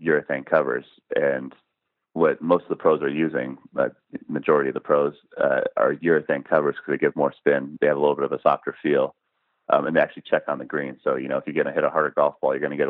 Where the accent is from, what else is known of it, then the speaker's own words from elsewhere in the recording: Seattle, Washington, United States; I grew up in Seattle